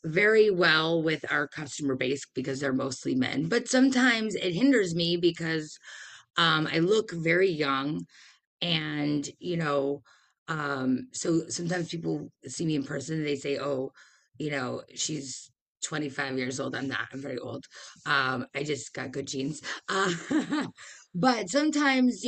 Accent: Detroit, Michigan, United States; I'm from Detroit. This is the Motor City.

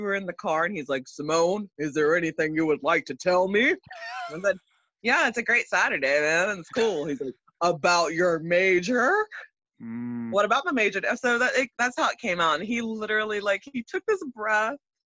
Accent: the South, United States; I mean, growing up in the South, and definitely being a person who loves theater and performance and the arts in general

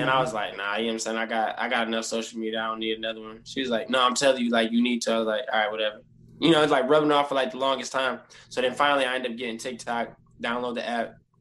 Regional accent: Toledo, Ohio, United States; I'm from Toledo, Ohio, born and raised.

